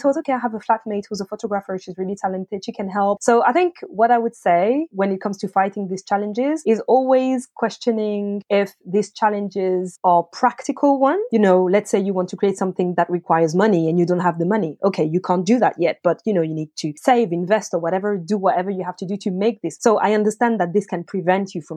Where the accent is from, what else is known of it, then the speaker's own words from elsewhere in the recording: France; English is a second language; moved away as an adult; now in United Kingdom; I'm from France, so I'm not a British native